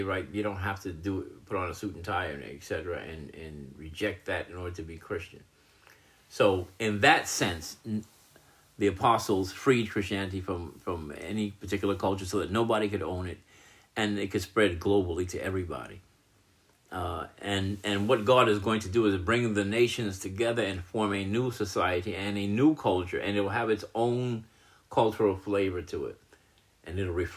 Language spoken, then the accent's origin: English; United States; I'm an American citizen